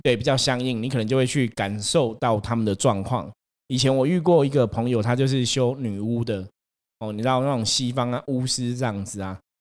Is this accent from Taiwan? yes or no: yes; Taipei, Taiwan; 我自己是台北人嘛， 我会在台北出生， 不在南部出生， 相对来讲， 台北是我生命开始的地方